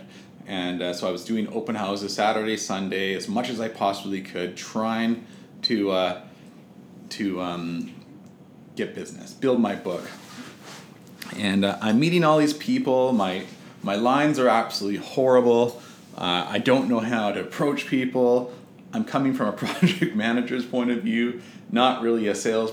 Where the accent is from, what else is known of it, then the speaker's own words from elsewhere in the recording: West Vancouver, British Columbia, Canada; also born or lived in Victoria, British Columbia; I'm from Vancouver, but I was away, you know, on Vancouver Island